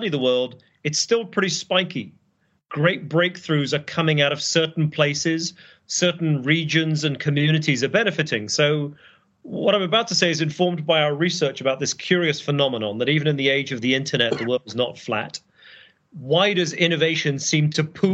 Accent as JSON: {"language": "English", "country": "United Kingdom", "moved": "as an adult", "lives_now": "Boston, United States", "said": "I'm British"}